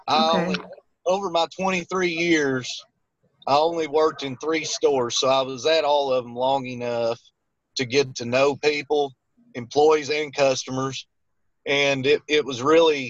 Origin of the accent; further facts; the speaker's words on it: Little Rock, Arkansas, United States; I'm from the Little Rock, Arkansas area. Lived here my whole life